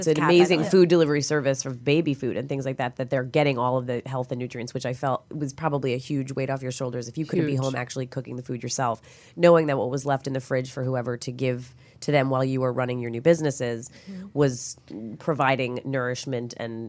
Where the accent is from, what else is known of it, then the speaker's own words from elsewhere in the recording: New York, United States; now in Los Angeles, United States; I'm from New York, born and raised, and I came here